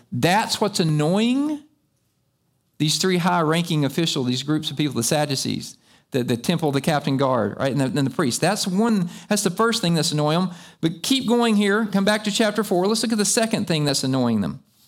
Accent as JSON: {"language": "English", "country": "United States", "tie": "born or raised there", "said": "I've been raised right here in America."}